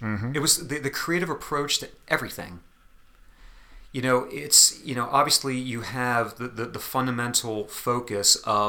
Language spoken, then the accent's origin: English; New Jersey, United States; I grew up in South Jersey, not all that far away from Atlantic City.